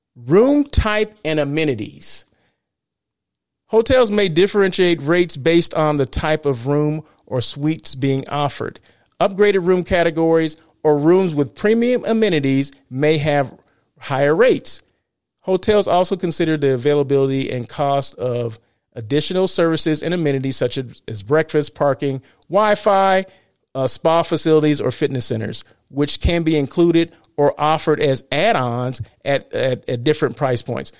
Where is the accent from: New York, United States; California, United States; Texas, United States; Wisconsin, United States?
California, United States; Blythe; Blythe, California, right? My hometown